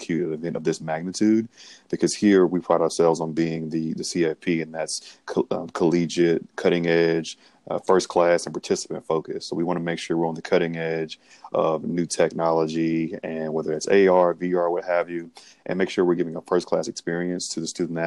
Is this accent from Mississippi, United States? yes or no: yes; Grenada, Mississippi, United States; I'm from Grenada, Mississippi, born and raised, a blue collar family.